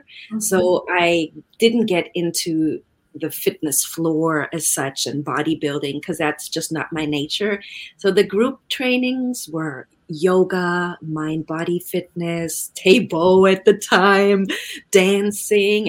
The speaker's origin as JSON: {"language": "English", "country": "Germany", "moved": "yes", "said": "I'm originally from Germany"}